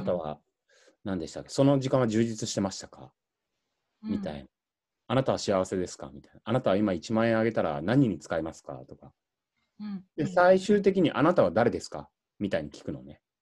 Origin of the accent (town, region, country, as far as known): Shizuoka, Japan; born or raised there; moved away